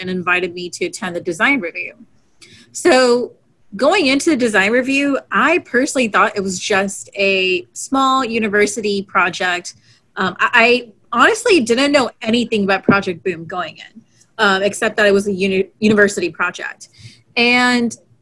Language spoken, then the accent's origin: English; Houston, Texas, United States; growing up in Houston, Texas, I had NASA Johnson Space Center practically